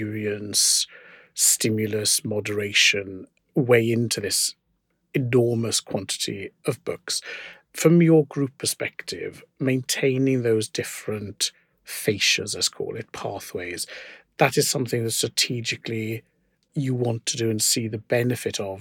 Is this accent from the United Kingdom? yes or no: yes; Wales, United Kingdom; I was educated in Welsh. I'll do in Siarad Cymraeg hefyd, so I'm a Welsh speaker